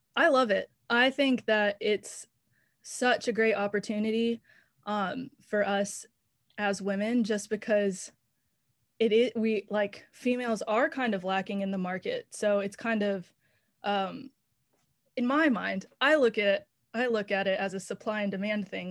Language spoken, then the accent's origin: English; Raleigh, North Carolina, United States; moved away as an adult; now in Nashville, United States; I am from North Carolina. I'm from Raleigh